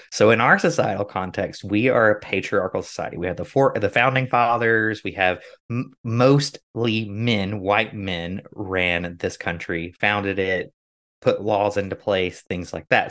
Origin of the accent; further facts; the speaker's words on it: United States; growing up in America